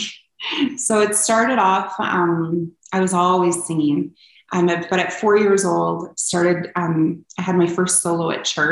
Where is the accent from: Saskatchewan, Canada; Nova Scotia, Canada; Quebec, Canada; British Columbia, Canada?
British Columbia, Canada; Kelowna; moved away as an adult; also born or lived in Red Deer, Alberta; now in Alberta, Canada; I was born and raised in Kelowna, BC, and I moved to Alberta for college